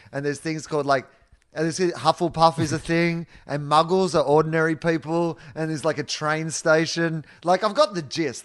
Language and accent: English; Victoria, Australia; moved away as an adult; growing up in Denison and the ninety and a mile beach in Victoria